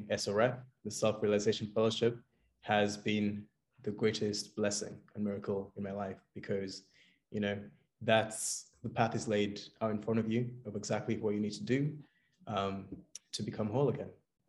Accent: Kenya; now in London, United Kingdom; So I'm from London right now, but originally actually hail from Kenya. So that's in East Africa.

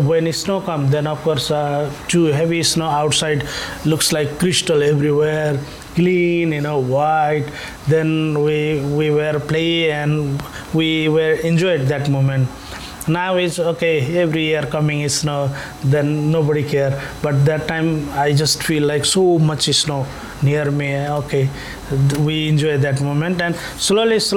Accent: Nepal; English is a second language; moved away as an adult; now in Tallinn, Estonia; I, I am from Nepal and I came 2007 December here, Tallinn.

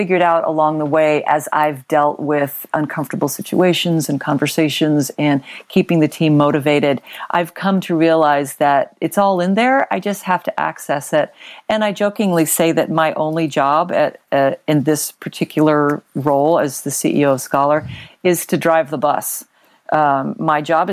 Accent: Long Beach, California, United States; also born or lived in Texas / San Francisco Bay Area, California; now in California wine country, United States; I literally grew up in the Long Beach area

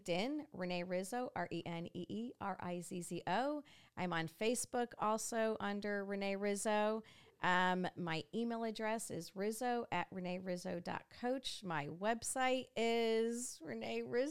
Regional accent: New York, United States; now in Dixon, United States; I was this Yankee from New York

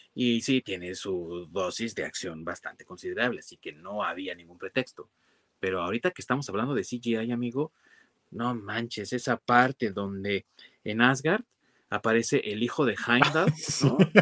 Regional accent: Mexico

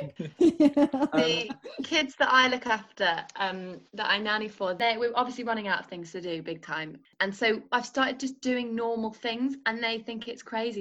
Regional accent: North Wales, United Kingdom; I was brought up in North Wales. My parents are from Liverpool

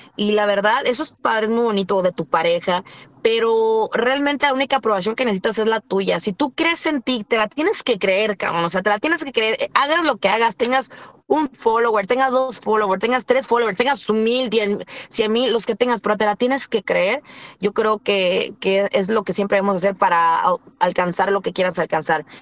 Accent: Rosarito, Baja California, Mexico; Yo soy de Rosarito

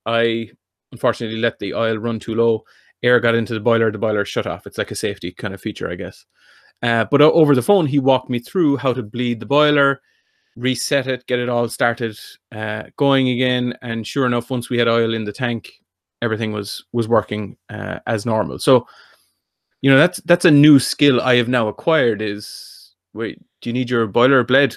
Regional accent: North Kerry, Munster, Ireland; I'm from North Kerry.

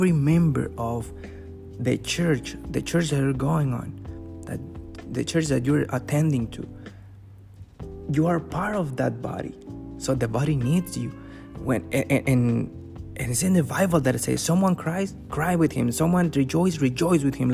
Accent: Mexico; now in Canada; I'm from Mexico, but I live in Canada.

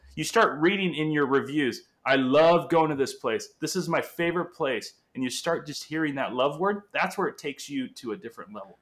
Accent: Angola; first language Portuguese; English is a second language; also born or lived in Portugal; now in California, United States; So, English is my second language, Portuguese being my first. I was born in Angola, Africa

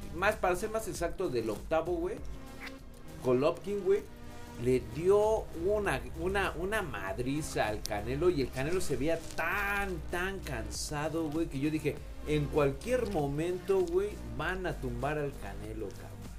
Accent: Mexico

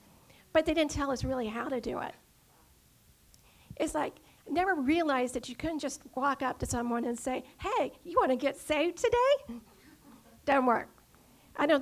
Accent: Dunwoody, Georgia, United States; also born or lived in Atlanta; I was born in Atlanta and was raised in Dunwoody, so I'm very local.

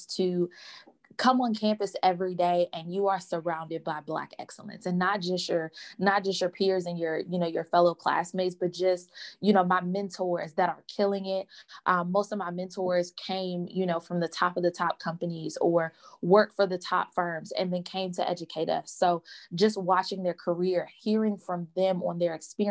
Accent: Detroit, Michigan, United States; I was born and raised in Detroit, Michigan. Loved it. I'm a D-town girl

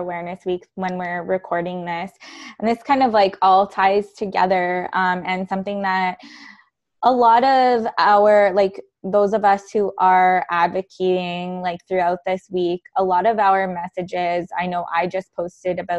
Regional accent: Canada; I'm Canadian

